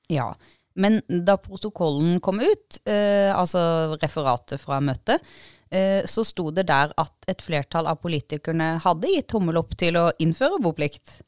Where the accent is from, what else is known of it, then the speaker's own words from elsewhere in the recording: Agder, Norway; vi er jo sørlendinger